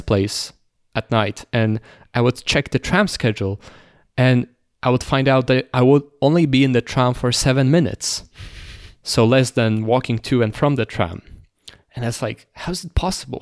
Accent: Toruń, Kuyavian-Pomeranian Voivodeship, Poland; moved away as an adult; now in Warsaw, Poland; it's my hometown, so you know, large chunk of, of my closest friends are there

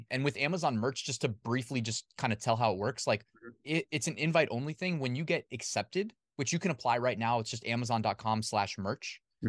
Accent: Northern Virginia, United States; I grew up in Northern Virginia, like went to school here. So I have like my high school friends, my college friends, everybody's kind of here. My family's here.

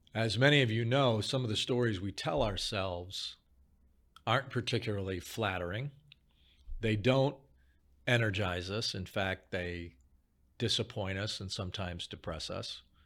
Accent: Chicago, Illinois, United States; I grew up in Chicago

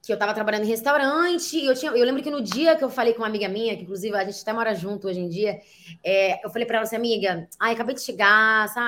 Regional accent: Niterói, Rio de Janeiro, Brazil; eu tenho 26 anos, embora não pareça, e eu vim de Niterói, Rio de Janeiro.

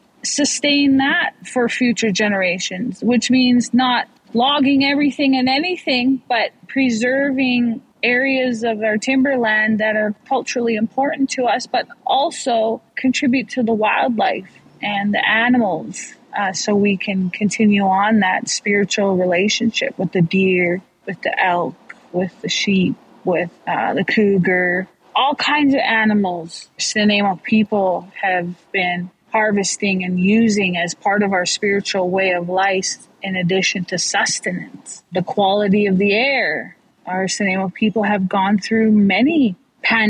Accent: Snuneymuxw First Nation, British Columbia, Canada; I come from Sonamuch First Nation

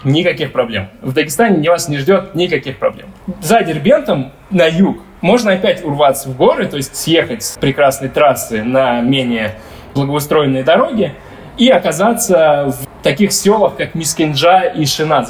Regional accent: Dagestan, Russia; я, как типичный дагестанец

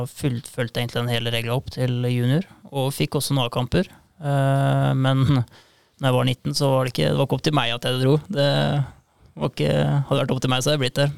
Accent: Indre Østfold, Norway; Jeg kommer fra Indre Østfold

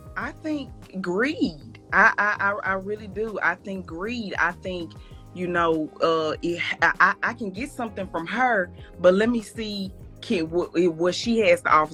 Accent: Mississippi, United States; from Mississippi

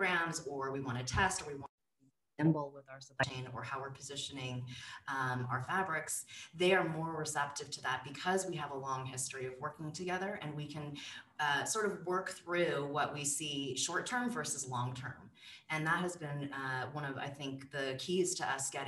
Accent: California, United States; I grew up cycling in California

